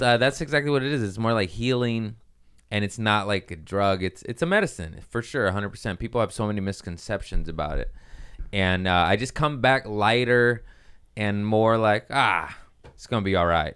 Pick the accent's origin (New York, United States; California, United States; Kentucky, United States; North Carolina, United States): California, United States; Torrance; also born or lived in Harbor City / Lomita; I was born in Harbor City, raised in Torrance and Lomita